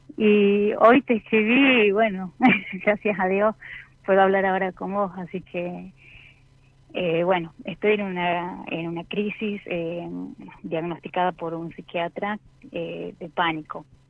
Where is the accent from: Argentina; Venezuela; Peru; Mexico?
Argentina; San Miguel de Tucumán, Tucumán; soy de Tucumán, de San Miguel de Tucumán